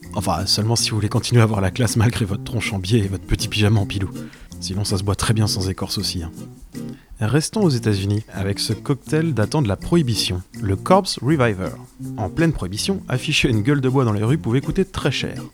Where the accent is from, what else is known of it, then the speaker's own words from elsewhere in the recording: Brittany, France; de revenir par chez moi en Bretagne